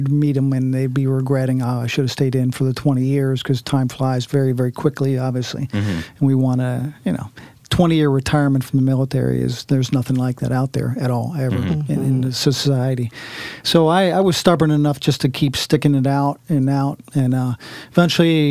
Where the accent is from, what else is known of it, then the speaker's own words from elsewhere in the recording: Washington, District of Columbia, United States; moved away as an adult; also born or lived in Monterey; now in Portland, United States; I'm from the East Coast, grew up in D.C.